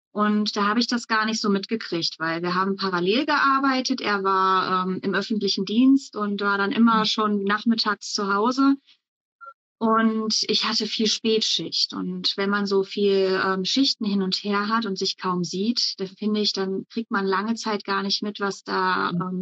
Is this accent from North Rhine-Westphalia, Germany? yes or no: yes; North Rhine-Westphalia, Germany; now in Berlin, Germany; Ich komme aber ursprünglich aus dem Bergischen Land, also Richtung Köln, aus so einem kleinen äh, Dorf, ein kleines Nestchen